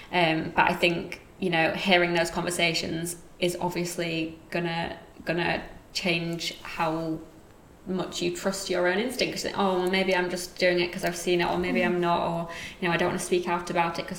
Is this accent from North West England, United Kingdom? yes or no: no; Yorkshire and the Humber, United Kingdom; accent: Yorkshire; Even my accent is kind of a whole host of different ones, because it's a bit of Yorkshire where I'm from, a bit of the school that I went to, a bit of where I'm living now.